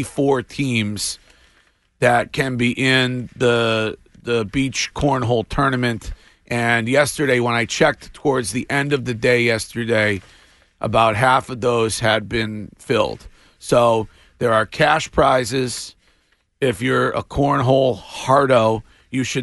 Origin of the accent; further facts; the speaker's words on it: Nashoba Regional High School area, Massachusetts, United States; when I was at Neshoba Regional High School. I believe I was a senior